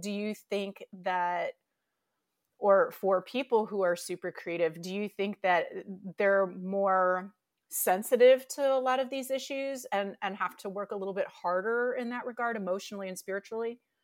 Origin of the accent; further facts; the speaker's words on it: Detroit, Michigan, United States; something that Lauren and I have in common is we're both from the Detroit metro area